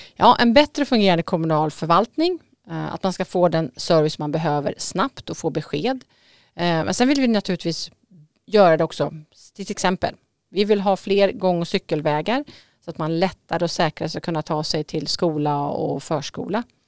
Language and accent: Swedish; Södermanland, Sweden; moved away as an adult; now in Vaxholm, Sweden; Jag kommer faktiskt ifrån Sörmland